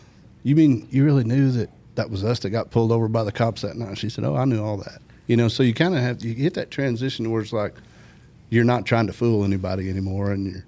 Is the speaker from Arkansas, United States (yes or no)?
yes; Rogers, Arkansas, United States; also born or lived in Harrison, Arkansas / Helena, Arkansas / Montana; So I went to first to third grade in Helena, through fifth grade, middle of fifth grade year, 79, moved here. And finished school at Rogers, graduated